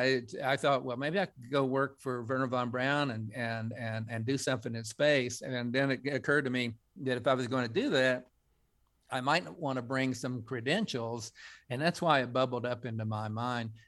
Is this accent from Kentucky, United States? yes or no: no; Coalwood, West Virginia, United States; a kid growing up in Colwood